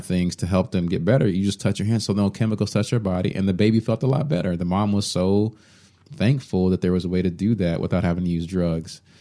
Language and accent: English; Allen, Texas, United States; I grew up in Allen, Texas, where I was always the only black person in the class.